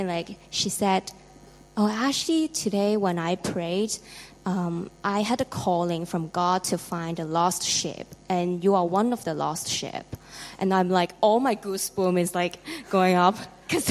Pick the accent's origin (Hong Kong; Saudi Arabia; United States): Hong Kong; I'm from Hong Kong